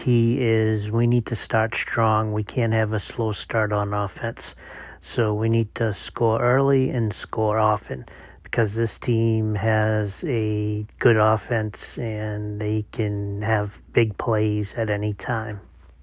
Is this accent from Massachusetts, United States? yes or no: yes; Boston, Massachusetts, United States; Since I'm from Boston, I don't pronounce R's